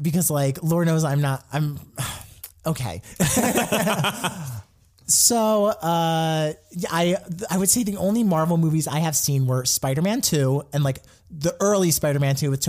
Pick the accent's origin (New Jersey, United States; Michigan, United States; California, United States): New Jersey, United States; moved away as an adult; now in Los Angeles, United States; I'm from New Jersey and, you know, around New York area.